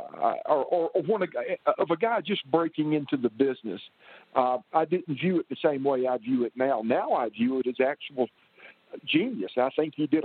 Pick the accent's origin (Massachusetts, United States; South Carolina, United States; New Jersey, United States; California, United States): South Carolina, United States; Columbia; came back to South Carolina, and went through a school here in Columbia, my hometown